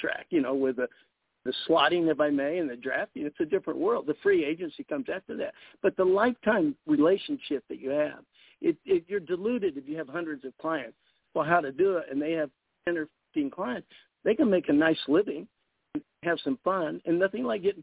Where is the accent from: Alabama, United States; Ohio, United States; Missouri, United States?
Missouri, United States; Kansas City; moved away; I grew up in Kansas City